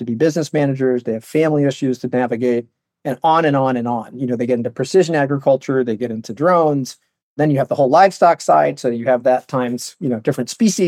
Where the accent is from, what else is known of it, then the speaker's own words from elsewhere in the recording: Palo Alto, California, United States; I'm from Palo Alto. Grew up in Silicon Valley